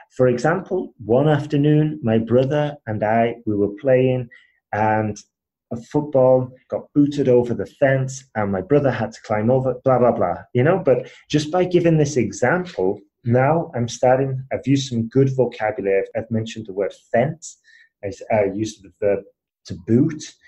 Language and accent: English; Huddersfield, Yorkshire and the Humber, United Kingdom; accent: British; moved away as an adult; also born or lived in Spain / Asia; I'm originally from Huddersfield, um, which is like near Leeds, Manchester up north.